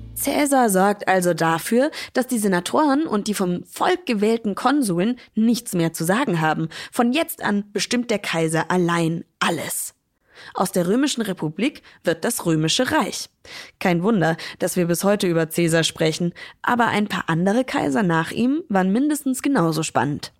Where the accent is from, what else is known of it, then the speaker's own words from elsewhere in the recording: Schweinfurt, Bavaria, Germany; in meiner Heimatstadt Schweinfurt